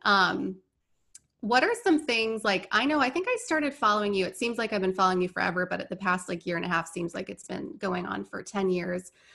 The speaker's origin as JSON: {"language": "English", "region": "Indiana", "country": "United States", "tie": "born or raised there", "also_born_or_lived": "Orlando, Florida", "moved": "as an adult", "lives_now": "Tampa, United States", "said": "I grew up in Indiana"}